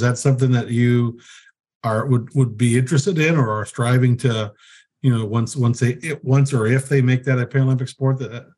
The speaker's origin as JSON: {"language": "English", "town": "Fort Campbell", "region": "Kentucky", "country": "United States", "tie": "born there", "also_born_or_lived": "Hawaii", "said": "I was born in Fort Campbell, Kentucky, though."}